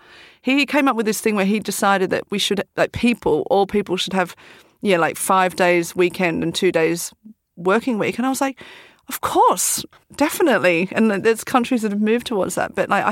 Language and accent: English; Australia; moved away; I'm from Australia